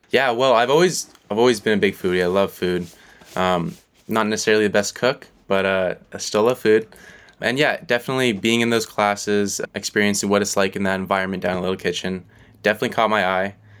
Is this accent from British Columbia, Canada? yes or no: yes; Vancouver, British Columbia, Canada; moved away as an adult; now in Kingston, Canada; growing up in Vancouver all my life